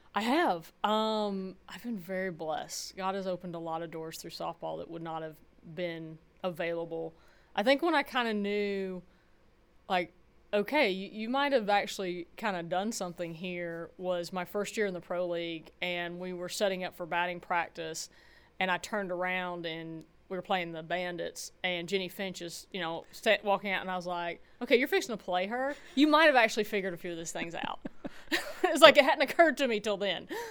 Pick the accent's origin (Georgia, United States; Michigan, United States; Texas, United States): Georgia, United States; moved away as an adult; also born or lived in California; growing up in Georgia in ninety-six